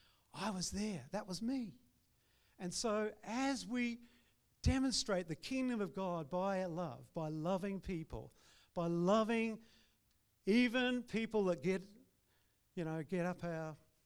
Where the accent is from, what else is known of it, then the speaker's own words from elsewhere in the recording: Christchurch, Canterbury, New Zealand; now in Brisbane, Australia; we were from two nations, and we had to relate virtually. We built a relationship. And so when I came over to Brisbane from Christchurch and arrived here, it was amazing.